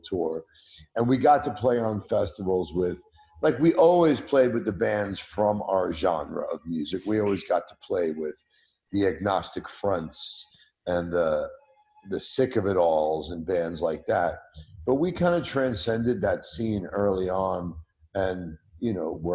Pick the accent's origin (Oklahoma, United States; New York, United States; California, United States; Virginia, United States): New York, United States; New York City; growing up in Brooklyn, I loved disco and early hip hop and house music